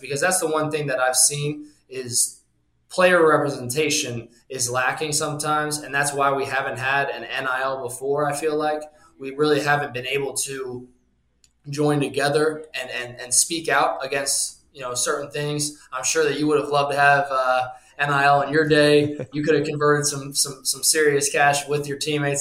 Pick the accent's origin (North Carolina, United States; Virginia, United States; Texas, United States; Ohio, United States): Ohio, United States; Cincinnati; also born or lived in Illinois; I was born actually in Berenson, Illinois, right outside of Chicago. A lot of my family's from Chicago, the Illinois area. And then we moved to Cincinnati when I was young